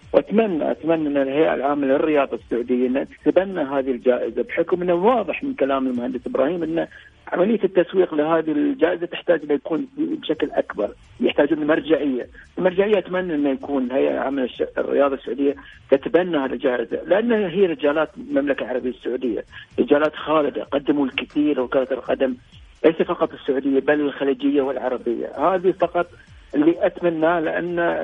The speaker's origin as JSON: {"language": "Arabic", "country": "Bahrain", "said": "إحنا في البحرين"}